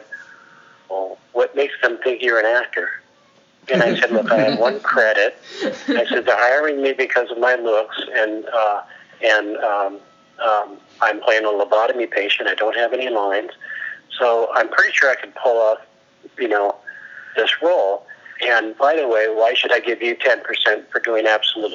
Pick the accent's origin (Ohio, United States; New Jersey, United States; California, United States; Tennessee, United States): California, United States; Santa Monica; moved away; I moved back to my hometown of Santa Monica